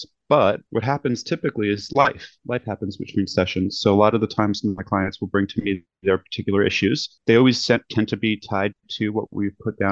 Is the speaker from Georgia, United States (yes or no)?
no; New York City, New York, United States; moved away as an adult; also born or lived in Manhattan, New York / California; now in Los Angeles, United States; I grew up in Brooklyn looking at Manhattan